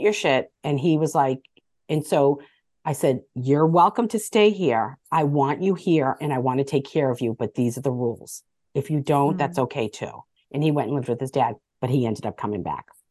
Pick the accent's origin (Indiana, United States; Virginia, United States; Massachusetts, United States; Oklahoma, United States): Massachusetts, United States; Medford; growing up in Medford, Massachusetts